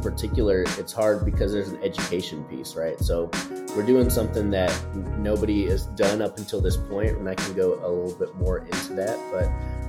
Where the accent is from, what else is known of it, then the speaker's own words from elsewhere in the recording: Chicago, Illinois, United States; now in Houston, United States; So I'm originally from Chicago, but gone all over the place up until now here in Houston.